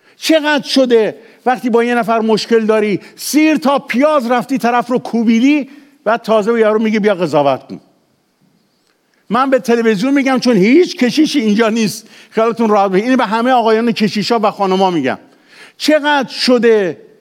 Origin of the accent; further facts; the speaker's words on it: Iran; چون ما ایرانیم تو ایران بوده به دنیا آمدیم خیلی از ما 99 درصد ما تو ایران به دنیا آمدیم